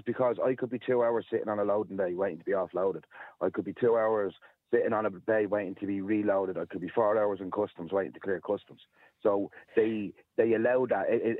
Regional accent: Ireland; I'm Irish.

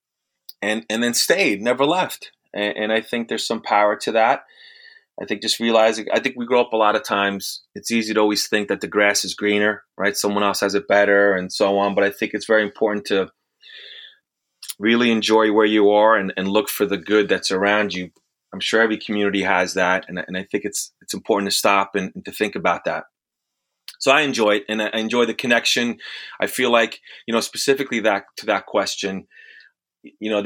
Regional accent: the suburbs of New York, United States; also born or lived in Italy / Bronx, New York; I was born in Italy, came here when I was a couple years old, started in the Bronx. And then from there, we moved to the suburbs

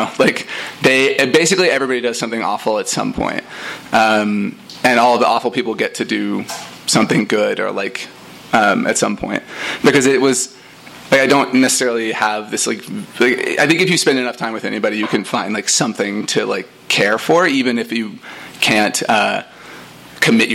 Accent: Denton, Texas, United States; moved away as an adult; also born or lived in New York; so I grew up in Texas, like, I left when I was 18 and went to New York. But I lived in a town called Denton, Texas

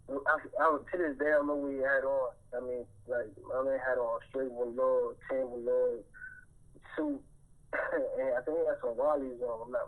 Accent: New York, United States; growing up in New York

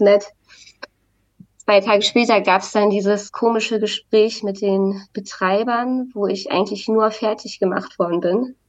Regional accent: Wacken area, Schleswig-Holstein, Germany; now in Berlin, Germany; ich komme ja auch aus, aus der Wacken-Gegend

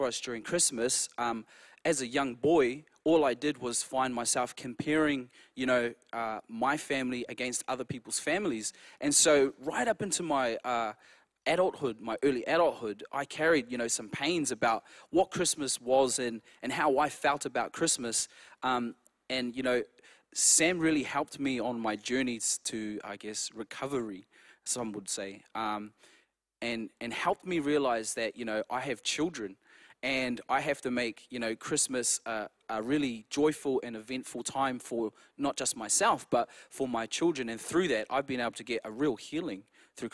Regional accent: New Zealand; moved away; we're actually from New Zealand

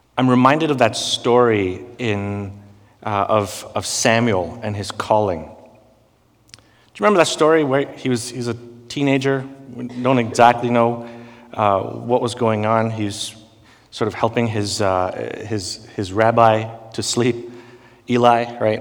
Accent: India; growing up in India

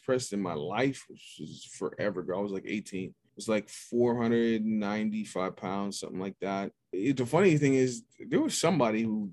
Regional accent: Pittsburgh, Pennsylvania, United States; I'm from Pittsburgh. I'm from Squirrel Hill, which is the second largest Jewish community in this country. I grew up in a world where nobody looked like me

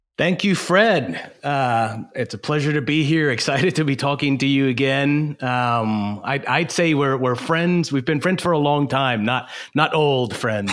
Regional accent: Puerto Rico; moved away as an adult; also born or lived in Michigan / New Orleans; growing up in Puerto Rico

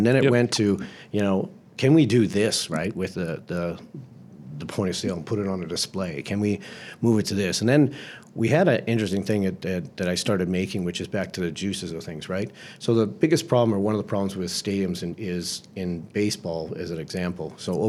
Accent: Bahamas; now in Florida, United States; I was headed back to Florida that's where I lived, essentially, while I was traveling around because I came from the Bahamas across there, and that's where all my friends were.

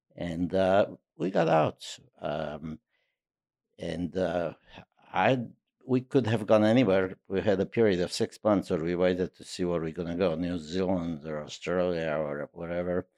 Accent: Transylvania, Romania; moved away; also born or lived in New York; I could say from Transylvania

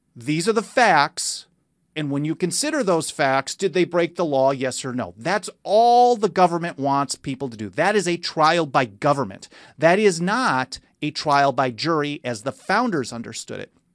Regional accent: Milwaukee, Wisconsin, United States; moved away as an adult; now in Southern California, United States; I grew up in Milwaukee.

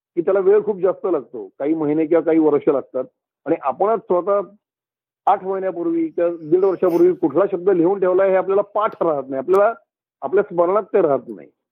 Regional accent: Pune, Maharashtra, India; मी पुण्यात वाढलेलो आहे मी पुण्याचा आहे

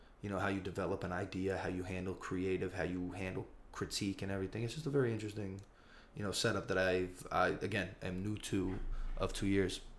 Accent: Newark, New Jersey, United States; now in Brooklyn, United States; I'm from Newark, New Jersey. I live in Brooklyn, New York right now.

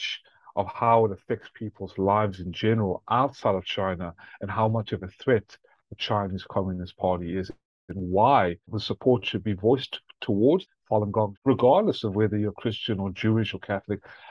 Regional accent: South Africa; also born or lived in Atlanta, Georgia; now in United States; born in South Africa after my family fled World War II, Lithuania and Ukraine, Nazi-occupied Lithuania and Ukraine. And I ended up in South Africa. And I immigrated to become the first American citizen in my family in Atlanta, Georgia.

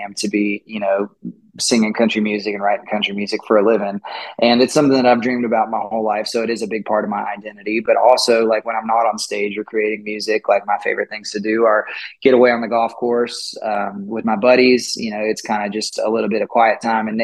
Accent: Austin, Texas, United States; moved away; also born or lived in Nashville; I'm born and raised in Austin, Texas

